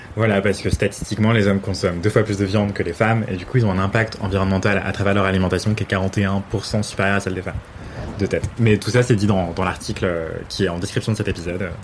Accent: Martinique; je viens de Martinique

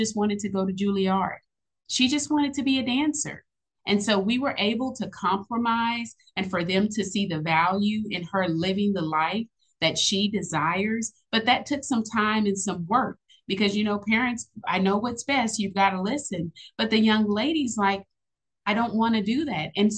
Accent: Austin, Texas, United States; I am originally from Austin, Texas.

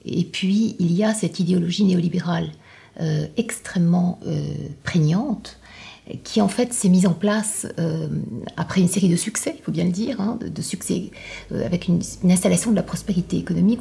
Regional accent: Morocco; venant moi-même euh, d'un pays du Sud, je viens du Maroc

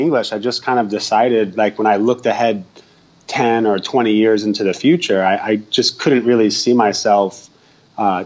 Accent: United States; moved away as an adult; also born or lived in Prague, Czech Republic / Barcelona, Spain / Busan, South Korea; now in Malaysia; I'm originally from the U.S. and I've basically been living abroad for almost the last probably 18 out of the last 20 years.

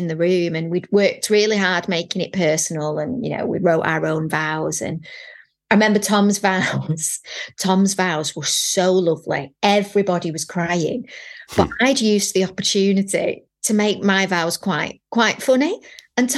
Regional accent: Manchester, North West England, United Kingdom; we had Manchester tart because I'm from Manchester

